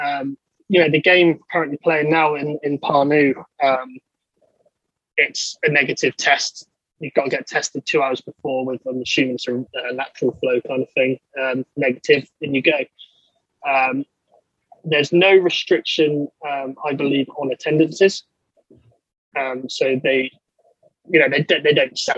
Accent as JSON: {"language": "English", "area": "Somerset, near Glastonbury", "region": "South West England", "country": "United Kingdom", "said": "I'm from southwest England, in Somerset, near the town of Glastonbury, where the festival is"}